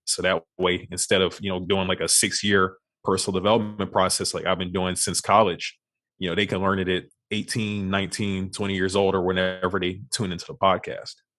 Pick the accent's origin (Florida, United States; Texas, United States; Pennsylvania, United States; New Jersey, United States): Texas, United States; Beaumont; moved away as an adult; now in Houston, United States; I was born and raised in Beaumont, Texas